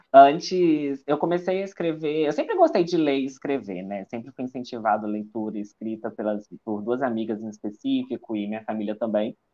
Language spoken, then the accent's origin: Portuguese; Juiz de Fora, Minas Gerais, Brazil; accent: mineiro; Sou de Minas Gerais, a cidade de Juiz de Fora